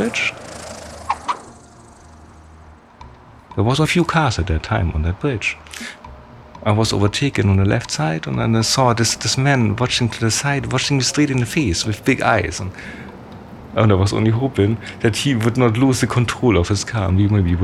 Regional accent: Germany; I'm from West Germany, I'm not from East Germany.

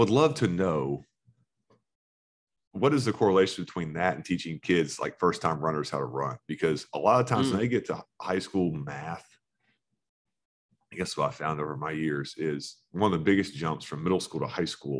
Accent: Florida, United States; Growing up in Florida

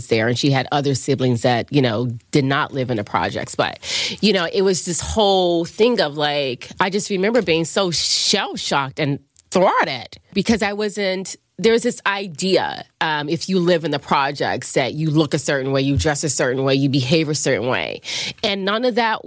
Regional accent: Chester, Pennsylvania, United States; I grew up outside of Philly, which was Chester

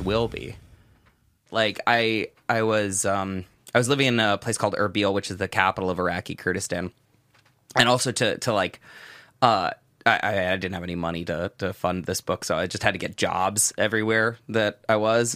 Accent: Southern California, United States; first language English; moved away as an adult; in my early life, the outside world, outside of, you know, Southern California was this really, really frightening place.

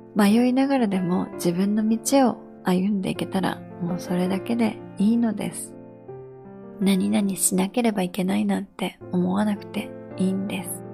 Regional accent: Japan; moved away; 私、やっぱり日本で育ったので

